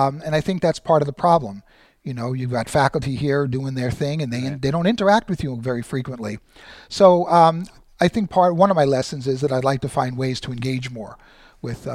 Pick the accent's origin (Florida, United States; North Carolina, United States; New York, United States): New York, United States; New York City; moved away as an adult; also born or lived in Queens, New York / Manhattan, New York; now in San Bernardino, United States; born and raised in Brooklyn